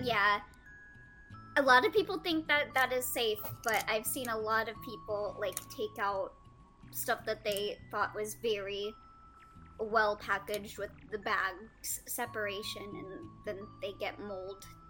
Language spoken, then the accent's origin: English; California, United States; I'm a Californian